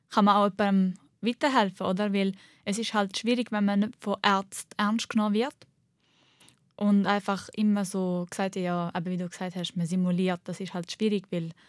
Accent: Switzerland; Ich bin halt Schweizerin und Libanesin. Ich bin nicht nur eine Libanesin

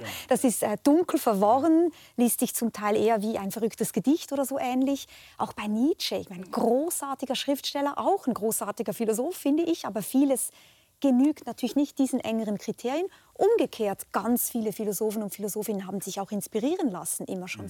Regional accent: Switzerland; mir als Schweizerin

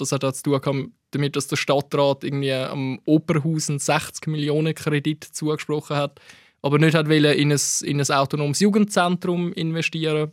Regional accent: Gold Coast, Zurich, Switzerland; Ich bin wirklich im Ghetto von der Goldküste aufgewachsen

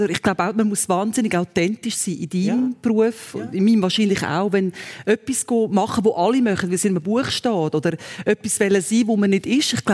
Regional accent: Muri, Aargau, Switzerland; Ich bin ja in Muriargau aufgewachsen, wo wir so ein mit dem Kloster haben.

